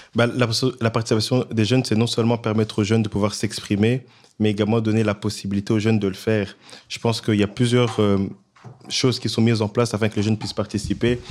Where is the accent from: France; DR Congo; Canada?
DR Congo; now in Brussels, Belgium; à l'est du Congo, mon pays d'origine